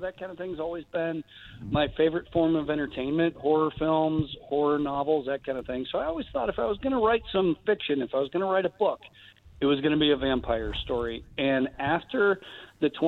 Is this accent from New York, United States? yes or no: yes; Western New York, United States; moved away; I grew up in Western New York, 60 miles east of Buffalo